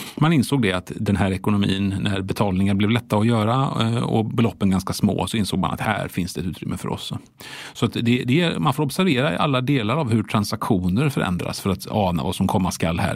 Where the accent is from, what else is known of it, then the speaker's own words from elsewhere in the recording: Sweden; vi svenskarna